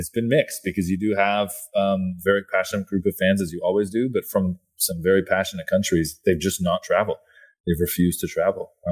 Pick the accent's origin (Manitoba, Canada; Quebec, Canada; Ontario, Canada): Ontario, Canada; Milton; we're from uh, we're from Milton, bud.